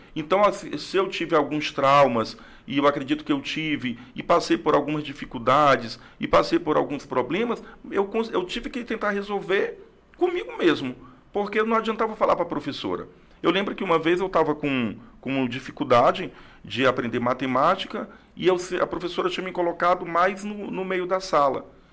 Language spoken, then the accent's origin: Portuguese; Rio Branco, Acre, Brazil; also born or lived in Tarauacá; Sou acriano, nasci em Tarauacá no ano de 1975. Mas com dois anos vim para Rio Branco com meus pais, com minha família e estou aqui sou acriano, acriano mesmo, nascido em Tarauacá, mas um pouco mais rio-branquense do que tarauacaense.